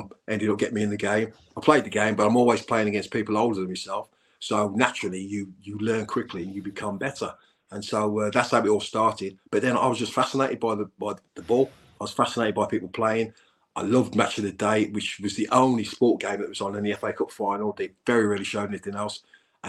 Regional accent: Birmingham, West Midlands, United Kingdom; also born or lived in Maypole, Birmingham; I was born in Kingsheath, and but we moved to the Maypole. Now Kingsheath and Maypole, it's all Blues

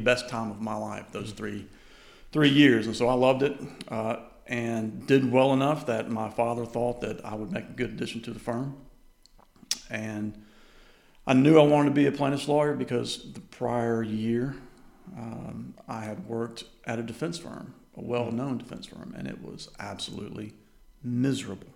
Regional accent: Birmingham, Alabama, United States; also born or lived in Columbus, Georgia; I was born in Columbus, Georgia at Fort Benning. Okay. My dad was stationed there. And then he moved to Birmingham to go to Cumberland Law School. And I've lived there the remainder of my life

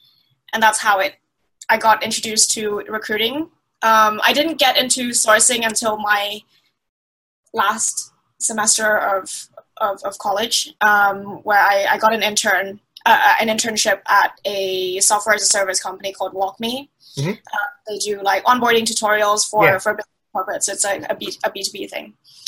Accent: Thailand; also born or lived in Middle East; Yeah, so I'm from Thailand, but I grew up in the Middle East.

